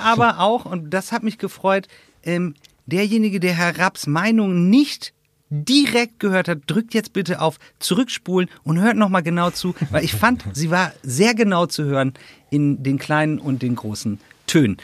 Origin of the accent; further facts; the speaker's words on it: Northern Germany, Germany; moved away; in meiner alten Heimat äh, Norddeutschland